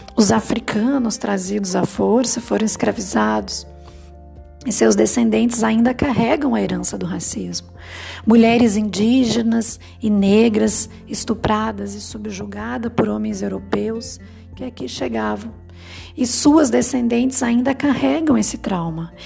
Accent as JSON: {"language": "Portuguese", "country": "Brazil", "said": "a gente como brasileiro"}